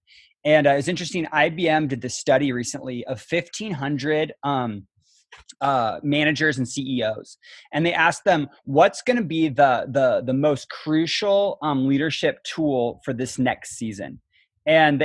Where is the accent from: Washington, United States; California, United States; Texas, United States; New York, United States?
Washington, United States; Kitsap County; I grew up in Kitsap County, so kind of homegrown. I went to North Kitsap High School, and so grew up in the area